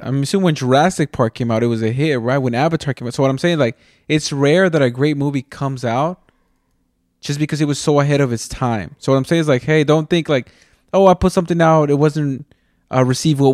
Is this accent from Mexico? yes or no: yes; Mexico; I'm from Mexico.